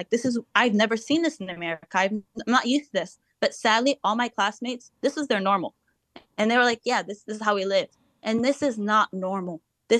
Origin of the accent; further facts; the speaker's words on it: Tallahassee, Florida, United States; moved away; also born or lived in Ramallah, West Bank; I lived here my whole life. I was raised in Tallahassee, in Florida. And I moved to Palestine, West Bank, for 5 years I lived there.